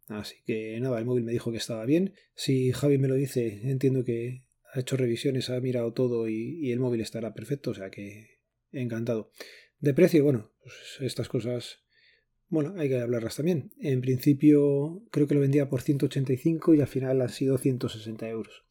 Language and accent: Spanish; Spain